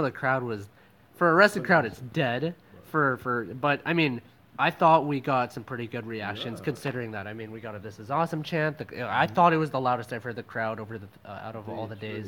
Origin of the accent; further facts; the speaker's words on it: Canada; now in Philippines; I'm just a Canadian boy out here in the Philippines